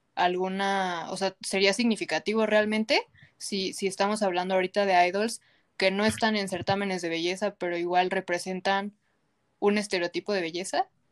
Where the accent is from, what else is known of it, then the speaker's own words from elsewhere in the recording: Mexico; nos sentimos nosotras como mexicanas